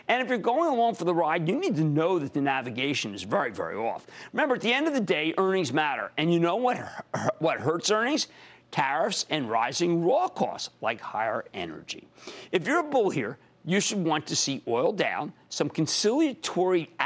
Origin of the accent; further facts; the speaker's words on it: New Jersey, United States; my home state in New Jersey